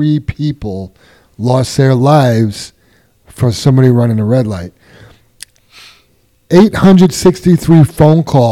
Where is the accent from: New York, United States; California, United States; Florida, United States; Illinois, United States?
New York, United States; New York City; I grew up in Queens